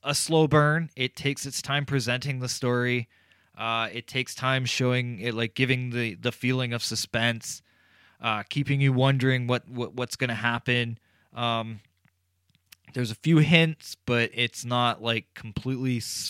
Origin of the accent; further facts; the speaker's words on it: Canada; I'm Canadian